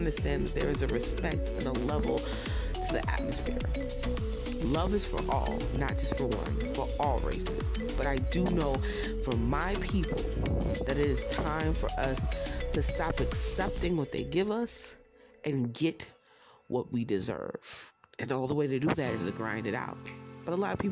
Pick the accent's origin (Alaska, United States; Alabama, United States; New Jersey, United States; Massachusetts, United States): New Jersey, United States; Browns Mills; I was born in North, but I was raised, once I got adopted, in Brownsville, New Jersey